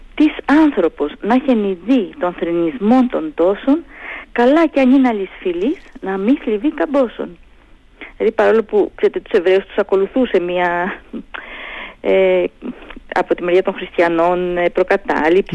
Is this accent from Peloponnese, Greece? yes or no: no; Heraklion, Crete, Greece; moved away as an adult; now in Thessaloniki, Greece; επειδή είμαι από το Ηράκλειο, τότε ζούσα και στο Ηράκλειο